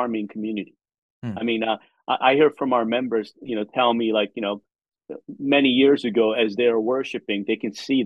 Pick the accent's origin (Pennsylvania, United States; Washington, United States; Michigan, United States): Pennsylvania, United States; Philadelphia; also born or lived in South Korea; now in Charlotte, United States; I grew up in Philadelphia